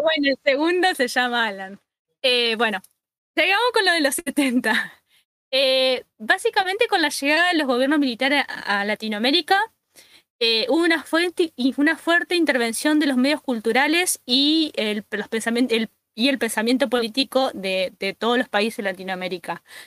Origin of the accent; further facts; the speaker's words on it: Argentina; acá, por lo menos en Argentina